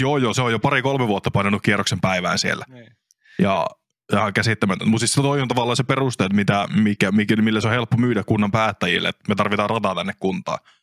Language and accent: Finnish; Kyyjärvi, Central Finland, Finland; mun kotipaikkakunta Kyyjärvi